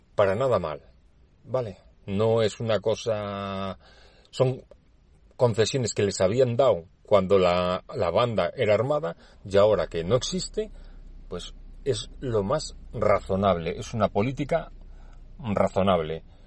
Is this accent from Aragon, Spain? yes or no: no; Basque Country, Spain; soy eh, nacido en el País Vasco, por lo tanto soy vasco, soy español